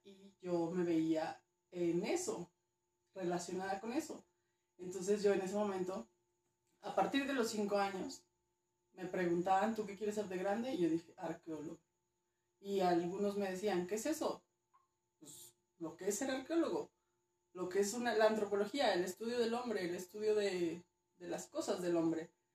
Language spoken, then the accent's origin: Spanish; Durango, Mexico; also born or lived in Mexico City; Nací en CDMX. Correcto. Pero me crió Durango, entonces digamos que soy norteña chitanga